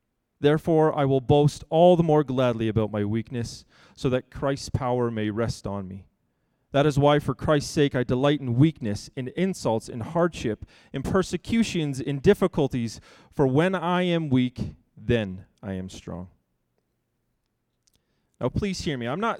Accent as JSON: {"language": "English", "town": "Vancouver", "region": "British Columbia", "country": "Canada", "tie": "born or raised there", "said": "We grew up in Vancouver, in a 3-bedroom house that had 1 bathroom for 6 people."}